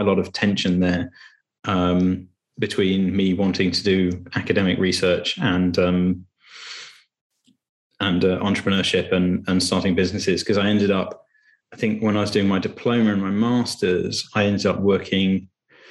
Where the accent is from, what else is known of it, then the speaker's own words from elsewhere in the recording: Cambridge, East of England, United Kingdom; I grew up in Cambridge with an entrepreneurial family.